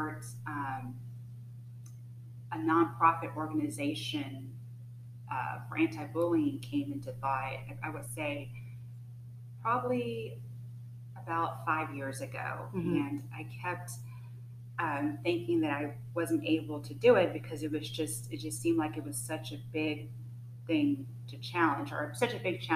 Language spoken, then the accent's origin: English; Austin, Texas, United States; also born or lived in Killeen, Texas; I'm from Austin. I wasn't born here. I was born in Killeen, but I came to Austin when I was one, and just pretty much all my whole childhood was in Austin